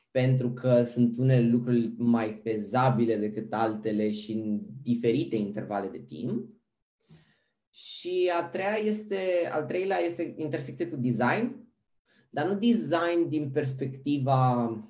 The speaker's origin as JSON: {"language": "Romanian", "town": "Pitești", "region": "Argeș", "country": "Romania", "also_born_or_lived": "Bucharest, Romania", "moved": "as an adult", "lives_now": "Amsterdam, Netherlands", "said": "sunt originar din Pitești"}